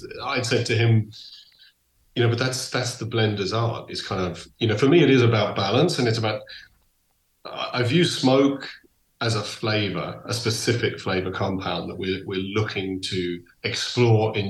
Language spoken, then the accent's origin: English; England, United Kingdom; moved away; also born or lived in Donegal; So I grew up in England, but my heart is 100% Irish.